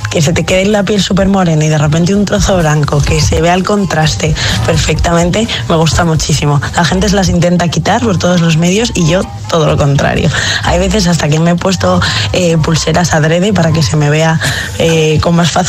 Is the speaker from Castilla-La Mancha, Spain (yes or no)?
no; Madrid, Community of Madrid, Spain; de Madrid.